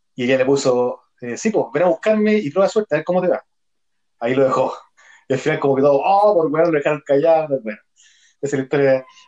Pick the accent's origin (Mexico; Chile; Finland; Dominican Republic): Chile; somos cagüineros los chilenos